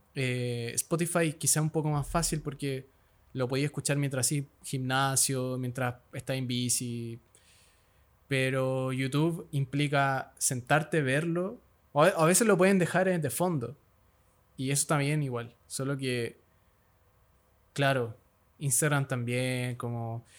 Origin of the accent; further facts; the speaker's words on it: Santiago, Santiago Metropolitan Region, Chile; yo nací acá en Santiago, que es una gran ciudad, Santiago